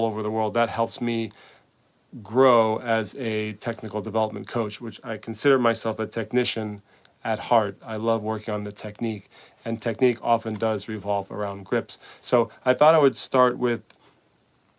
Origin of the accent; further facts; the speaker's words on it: United States; also born or lived in Spain; As an American coach